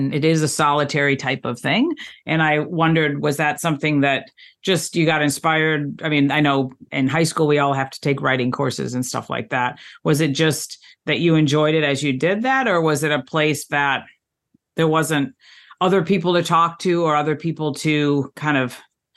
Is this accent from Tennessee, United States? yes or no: no; Michigan, United States; I was born in Michigan